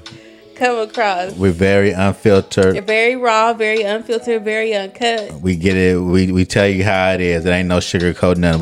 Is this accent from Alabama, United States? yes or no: yes; Alabama, United States; I'm from the South. I'm a Southern boy. I'm from Alabama